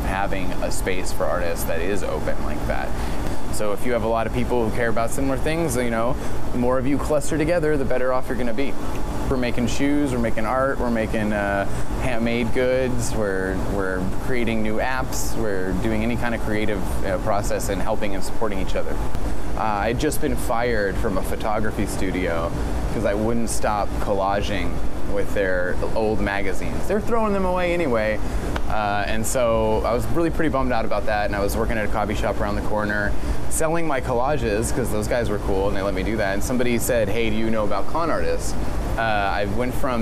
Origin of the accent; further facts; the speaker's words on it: California, United States; also born or lived in Texas; now in New York, United States; I was born in Texas, I was raised in California, and now I consider myself a New Yorker because I've been here long enough